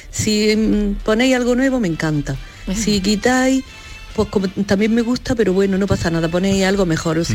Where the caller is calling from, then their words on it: Granada, Andalusia, Spain; de Granada.